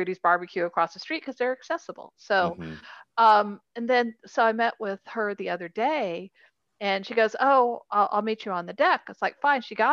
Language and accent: English; Houston, Texas, United States; also born or lived in London; I was born in London, but I grew up in Houston